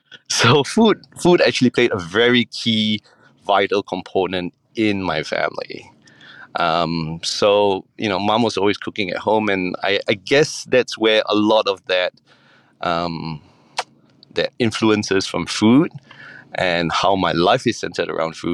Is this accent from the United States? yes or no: no; Singapore; So I grew up in Singapore, and I come from a background where I'm Peranakan.